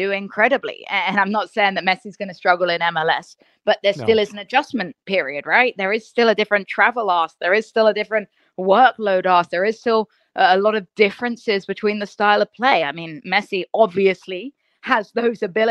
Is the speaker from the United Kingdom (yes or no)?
yes; England, United Kingdom; growing up in England